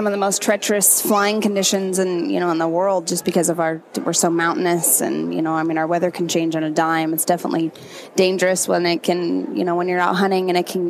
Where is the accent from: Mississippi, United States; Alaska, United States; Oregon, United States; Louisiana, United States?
Alaska, United States; Kodiak; I was born and raised on the Great Kodiak Island.